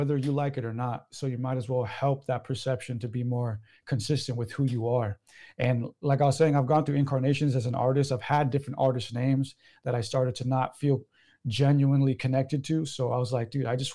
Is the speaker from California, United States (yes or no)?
yes; San Diego, California, United States; I'm from San Diego